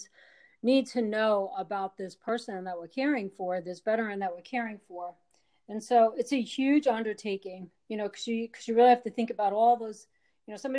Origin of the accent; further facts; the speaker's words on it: Wilmington, North Carolina, United States; my hometown in Wilmington, North Carolina